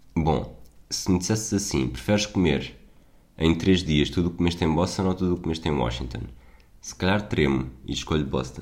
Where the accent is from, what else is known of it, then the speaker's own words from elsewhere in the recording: Portugal; eu sou português